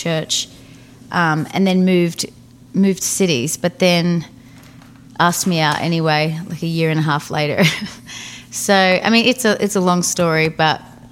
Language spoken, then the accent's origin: English; northeast Victoria, Australia; now in Nashville, United States; I grew up in a really small town of 3,000 people. 3,600 people, and it was like just a tiny little city, like tiny little town in the northeast of Victoria, which is kind of about 3 hours from Melbourne